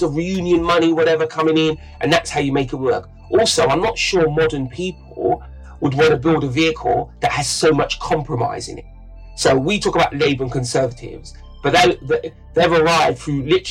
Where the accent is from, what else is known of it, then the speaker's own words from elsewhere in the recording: London, United Kingdom; I watched the part of London I grew up in change a lot